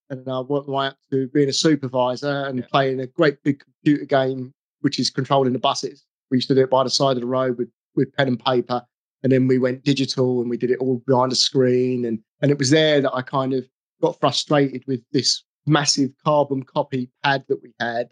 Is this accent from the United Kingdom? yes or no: yes; England, United Kingdom; I'm English